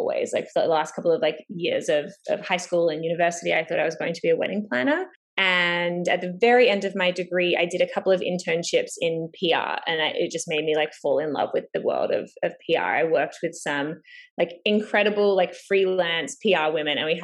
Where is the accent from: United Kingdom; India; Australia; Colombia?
Australia; Melbourne, Victoria; also born or lived in Los Angeles; now in Toronto, Canada; I am originally from Melbourne, Australia, currently in Toronto